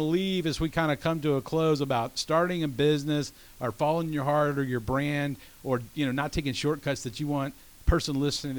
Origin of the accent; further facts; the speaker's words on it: Georgia, United States; I'm from Georgia too